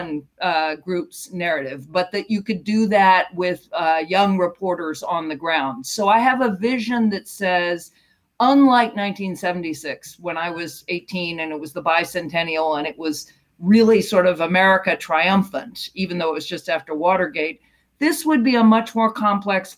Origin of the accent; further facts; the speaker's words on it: United States; as an American and as a citizen